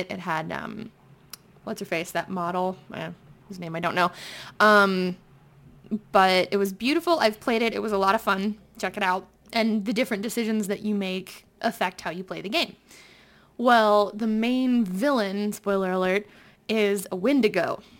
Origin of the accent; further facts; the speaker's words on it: Connecticut, United States; Um, Connecticut. Connecticut.